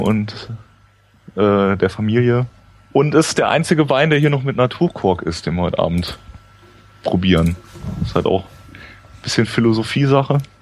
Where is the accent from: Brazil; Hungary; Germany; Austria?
Germany; Rhineland-Palatinate; ich wollte schon an der Mosel bleiben erstmal. Ähm, meine Heimat